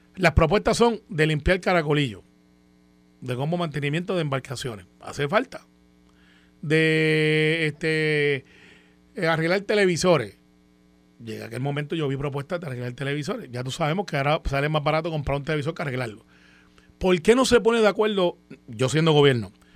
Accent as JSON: {"language": "Spanish", "country": "Puerto Rico", "said": "lo que damos en Puerto Rico"}